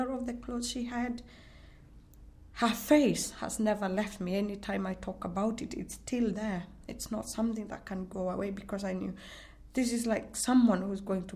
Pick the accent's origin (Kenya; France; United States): Kenya; now in United Kingdom; I'm originally from Kenya, from a community called the Maasai